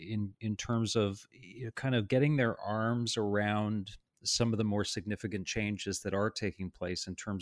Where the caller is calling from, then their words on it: Toronto, Ontario, Canada; I'm in our offices in Toronto today.